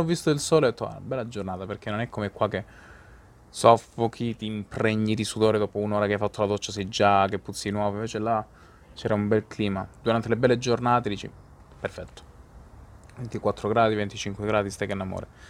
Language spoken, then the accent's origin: Italian; Calabria, Italy; moved away as an adult; now in Dublin, Ireland; per la Calabria o per la, comunque l'Italia, la mia terra